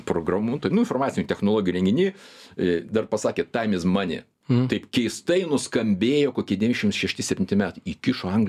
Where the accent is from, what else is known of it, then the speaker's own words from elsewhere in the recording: Lithuania; mes lietuviai